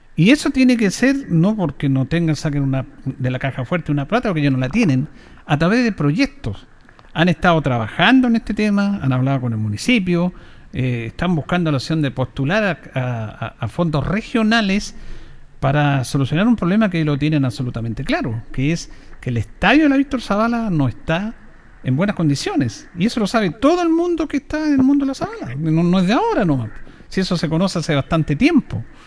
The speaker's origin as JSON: {"language": "Spanish", "town": "Yungay", "region": "Ñuble", "country": "Chile", "said": "yo soy de Yungay"}